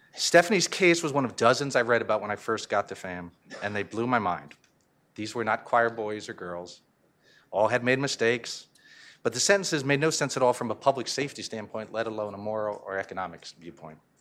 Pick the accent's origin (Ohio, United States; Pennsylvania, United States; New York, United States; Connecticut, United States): Connecticut, United States; I'm from Connecticut